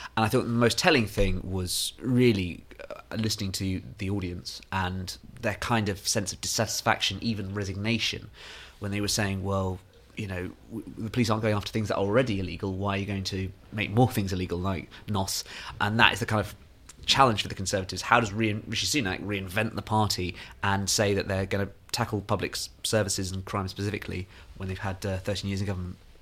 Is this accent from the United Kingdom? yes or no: yes; Nairn, Scotland, United Kingdom; one part of Nairn to another, my hometown